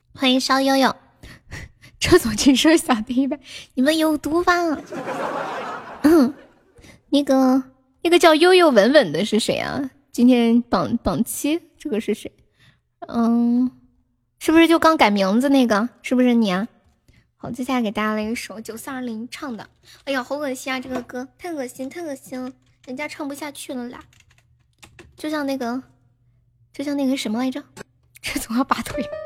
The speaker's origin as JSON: {"language": "Chinese", "town": "Nanchong", "region": "Sichuan", "country": "China", "accent": "Sichuan", "said": "我是…嘞"}